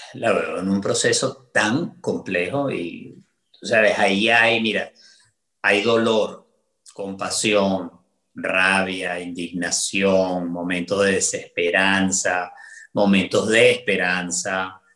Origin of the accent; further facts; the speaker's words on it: Venezuela; moved away as an adult; now in United States; la misma cantidad de tiempo de la que viví en Venezuela